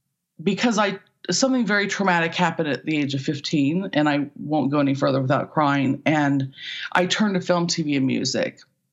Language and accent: English; Ohio, United States; accent: Midwestern; moved away; also born or lived in Kansas City, Missouri; I was born in Kansas City, Missouri. My family moved to Ohio when I was 2.